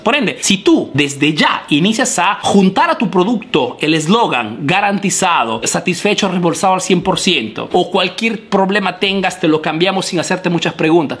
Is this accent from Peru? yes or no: yes; Peru; now in Italy